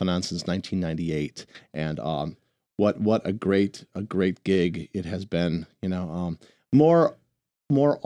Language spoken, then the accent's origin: English; Milwaukee, Wisconsin, United States; moved away; also born or lived in New York; my hometown of Milwaukee, Wisconsin